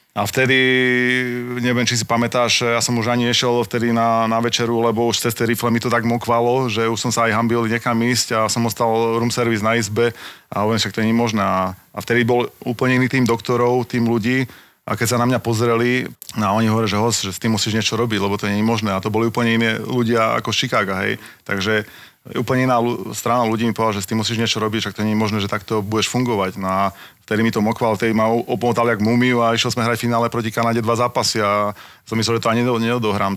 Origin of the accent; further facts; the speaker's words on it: Slovakia; doma na Slovensku